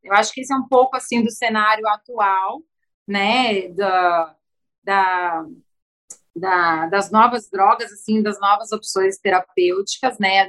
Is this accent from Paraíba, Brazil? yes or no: no; São Paulo, Brazil; now in Rio de Janeiro, Brazil; eu sou paulistana, mas já é minha casa